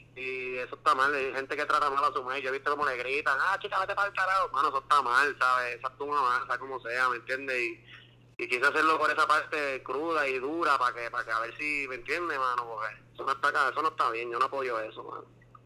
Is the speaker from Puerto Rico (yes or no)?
yes; Mayagüez, Puerto Rico; yo soy de Mayagüez